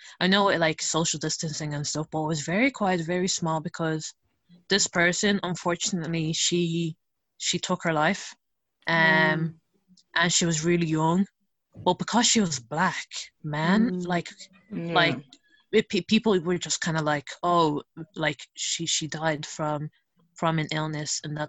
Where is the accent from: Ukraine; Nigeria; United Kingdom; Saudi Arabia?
Nigeria; now in Europe; I'm going to speak from, like, from the perspective of as Nigerian, because I can't speak for, like, other, like, Italians or, like, those from different communities